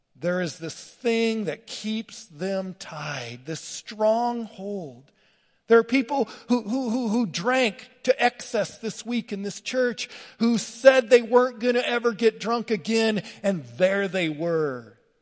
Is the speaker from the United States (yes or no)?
yes; LaGrange, Wyoming, United States; moved away; I grew up in LaGrange, Wyoming, rough, tough cowboy